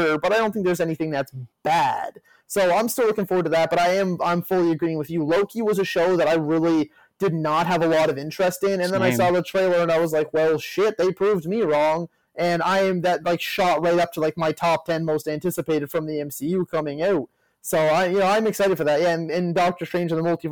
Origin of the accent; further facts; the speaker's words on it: Canada; being Canadian